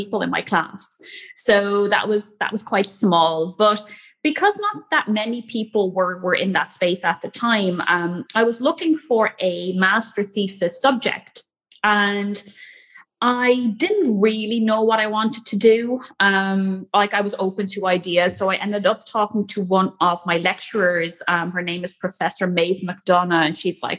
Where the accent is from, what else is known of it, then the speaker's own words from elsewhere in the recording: Netherlands; moved away as an adult; also born or lived in Cork, Ireland; I grew up in the Netherlands